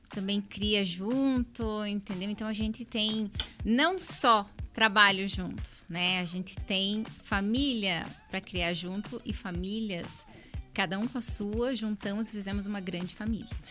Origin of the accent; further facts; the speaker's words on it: Curitiba, Paraná, Brazil; a cidade que eu nasci, eu nasci em Curitiba, amo Curitiba e escolhi Curitiba para criar o meu filho